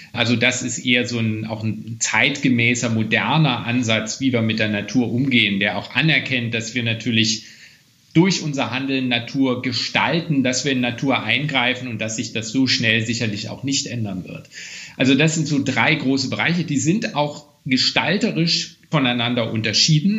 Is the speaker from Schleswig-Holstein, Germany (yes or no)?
no; Weimar, Thuringia, Germany; Ich stamme ja auch aus Weimar, einer Stadt, in der natürlich Kultur eine besondere Rolle auch spielt